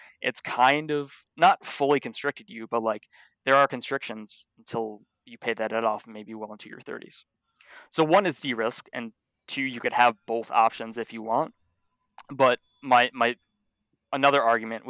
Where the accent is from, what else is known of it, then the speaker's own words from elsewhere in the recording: Buffalo, New York, United States; born and raised in Buffalo, New York